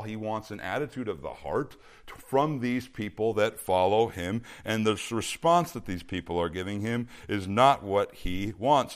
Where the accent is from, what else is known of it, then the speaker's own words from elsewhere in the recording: Minnesota, United States; now in Bakersfield, United States; when I was a kid growing up in Minnesota